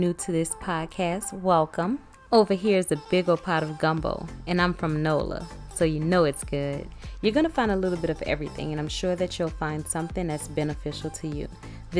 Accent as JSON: {"language": "English", "area": "West Bank of New Orleans area", "region": "Louisiana", "country": "United States", "said": "I'm totally not from that side of the river"}